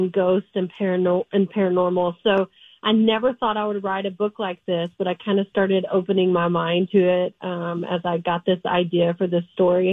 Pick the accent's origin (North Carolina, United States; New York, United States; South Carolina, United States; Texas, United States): Texas, United States; I was born and raised in Texas, so I'm a Texas gal.